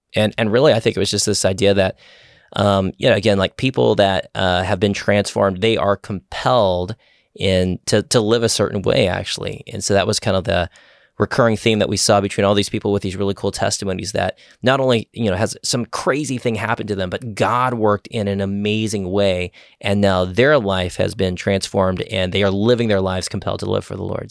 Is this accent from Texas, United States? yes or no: yes; Austin, Texas, United States; I grew up in the Austin area my whole life